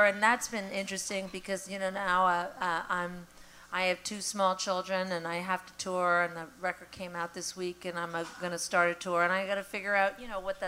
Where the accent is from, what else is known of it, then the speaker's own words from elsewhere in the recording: Canada; also born or lived in United States / Montreal; I'm a Canadian and an American